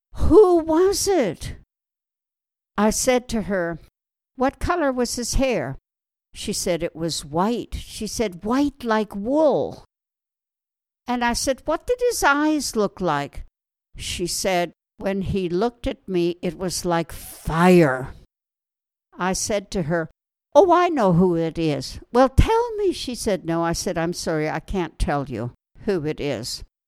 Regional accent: Wetaskiwin, Alberta, Canada; moved away as an adult; now in Israel; I was born in Alberta, Canada. That's out in the west. And I grew up on a farm outside a city called Wetaskiwin

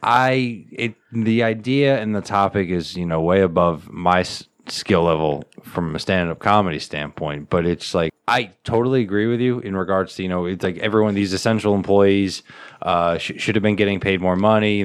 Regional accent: United States; I, as an American

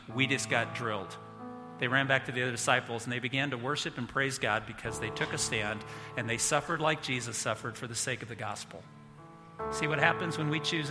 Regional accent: United States; I'm an American

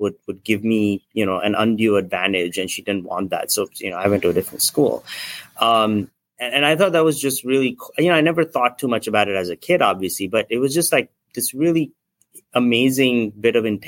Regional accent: Nagpur, Maharashtra, India; now in San Francisco, United States; I'm from India originally. I grew up in a small town called Nagpur.

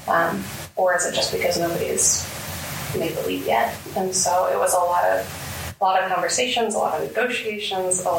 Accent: Omaha, Nebraska, United States; also born or lived in Tennessee; I grew up in North Omaha, graduated from Omaha North before I went to school out of state

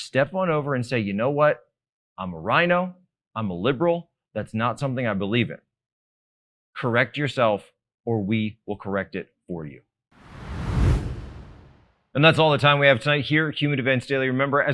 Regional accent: Montgomery County, Pennsylvania, United States; I'm not from Delco, but very close, Monco.

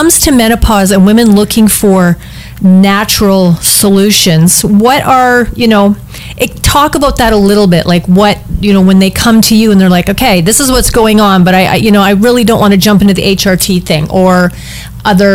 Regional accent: Canada; I'm from Canada

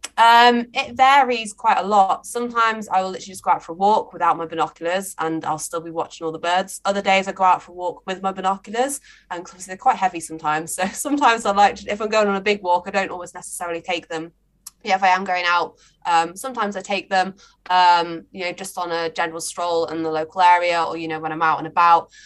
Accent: just over the border from Mid Wales, England, United Kingdom; moved away as an adult; also born or lived in Leeds; now in Mid Wales, United Kingdom; I'm originally from England, but only just over the border. So I'm only like an hour away from where I grew up

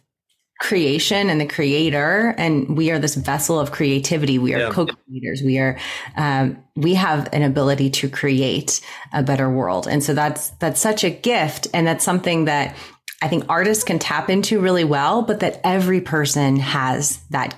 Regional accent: Pittsburgh, Pennsylvania, United States; also born or lived in New York; Right now I'm in Pittsburgh. I grew up in Pittsburgh

